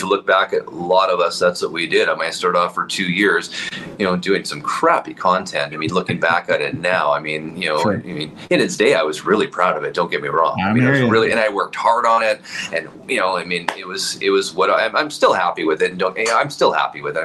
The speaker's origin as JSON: {"language": "English", "town": "Winnipeg", "region": "Manitoba", "country": "Canada", "tie": "born or raised there", "said": "I'm born and raised in Winnipeg"}